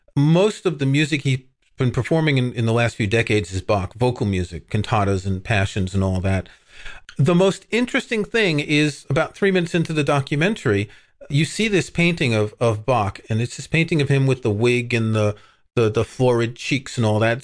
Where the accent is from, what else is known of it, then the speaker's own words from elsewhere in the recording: New York City, New York, United States; I grew up in Queens